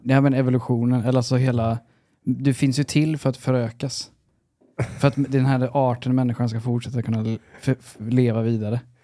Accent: Sweden; jag var svensk

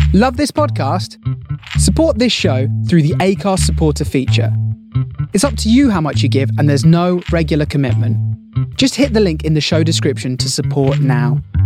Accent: England, United Kingdom; I'm the English representative in this in this weird foursome

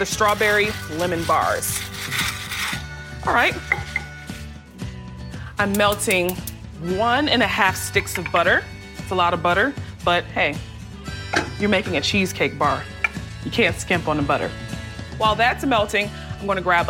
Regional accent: the Lowcountry, South Carolina, United States; Growing up in the Lowcountry

